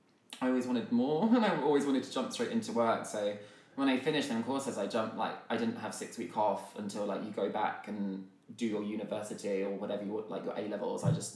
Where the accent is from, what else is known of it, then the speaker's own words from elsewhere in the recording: Hertfordshire, East of England, United Kingdom; I'm from Hertfordshire, so I was going to have a Hertfordshire life in the country.